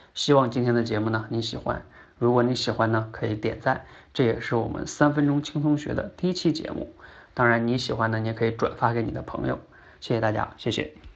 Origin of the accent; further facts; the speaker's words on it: China; 我们中国人呢，大多数人都相信人是被女娲娘娘用泥捏出来的